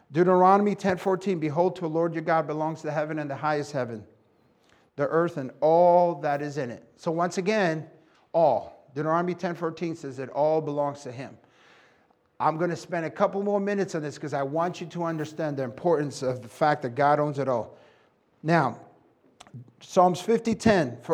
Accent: New York City, New York, United States; I was born and raised in New York City and Puerto Rican

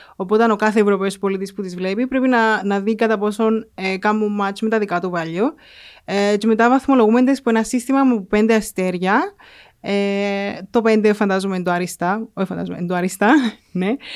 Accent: Mammari, Cyprus; also born or lived in England; από το Μαμαρί.

